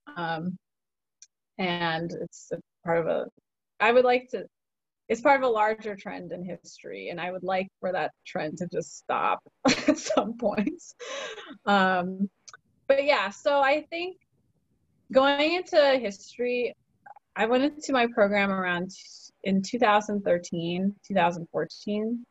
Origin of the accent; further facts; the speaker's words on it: Chicago, Illinois, United States; I grew up in in in Chicago and the Chicago suburbs